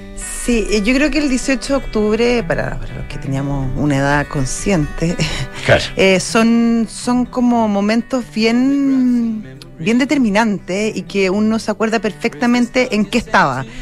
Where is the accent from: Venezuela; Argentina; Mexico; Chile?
Chile; todavía tengo confianza eh, en mi país